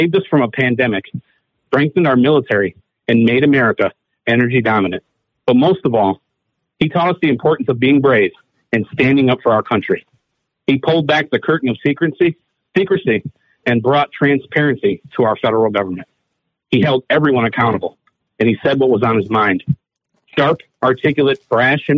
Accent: Toledo, Ohio, United States; was born and raised in Toledo, Ohio

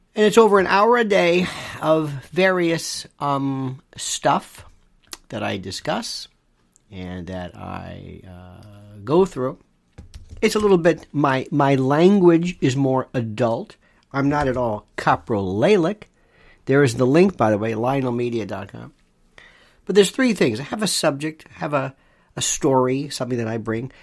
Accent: United States; I'm an American.

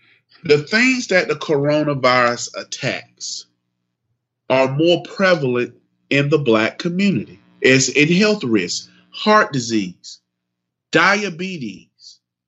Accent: the South, United States; I'm from the South.

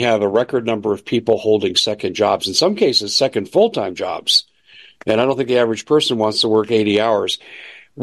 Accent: Arizona, United States; In Arizona, in my home state, Cochise County

